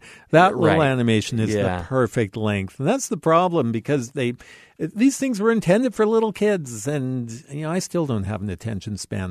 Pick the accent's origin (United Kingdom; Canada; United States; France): Canada; Being a Canadian